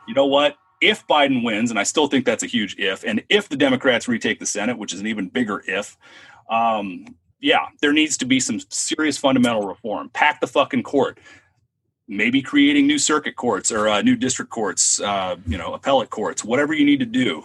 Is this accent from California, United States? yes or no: yes; Southern California, United States; I'm from SoCal